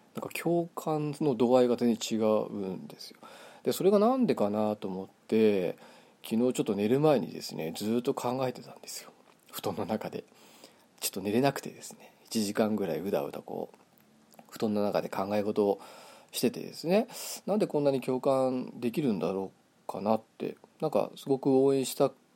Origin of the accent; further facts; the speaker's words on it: Kitami, Hokkaido, Japan; 北海道生まれの 北海道育ちなんですけれどもあの北見市というですね道東の方ですね